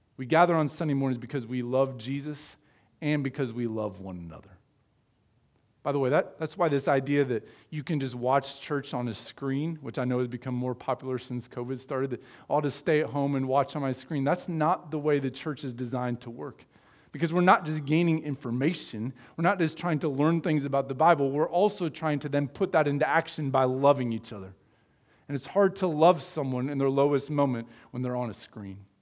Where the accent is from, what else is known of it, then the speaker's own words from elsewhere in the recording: United States; I was born in the United States